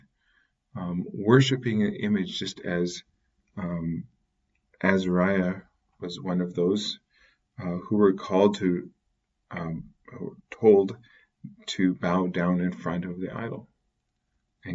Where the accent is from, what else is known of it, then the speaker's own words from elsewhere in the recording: Canada; as growing up in Canada, became Catholic in the middle of the wilderness